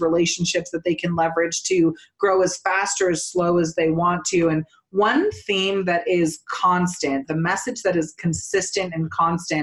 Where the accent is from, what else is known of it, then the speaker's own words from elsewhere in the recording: Northern California, United States; now in Colorado, United States; I'm from Northern California.